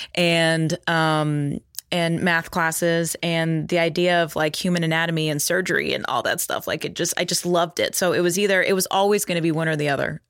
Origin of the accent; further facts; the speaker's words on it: Texas, United States; growing up in Texas